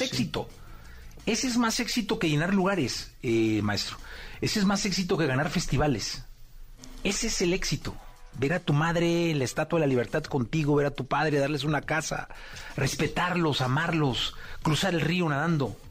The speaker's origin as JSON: {"language": "Spanish", "country": "Mexico", "said": "como mexicano"}